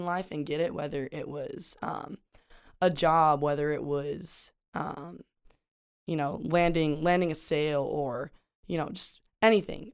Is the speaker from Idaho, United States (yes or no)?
yes; Pocatello, Idaho, United States; moved away as an adult; a small town in southern Idaho